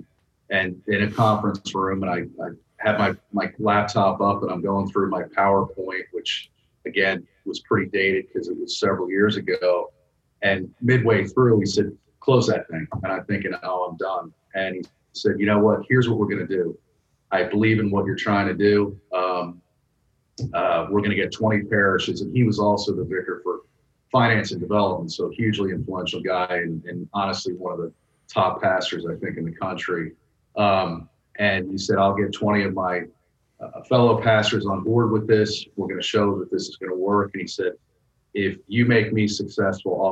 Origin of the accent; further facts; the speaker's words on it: New Jersey, United States; moved away as an adult; now in Northern Virginia, United States; where I grew up in New Jersey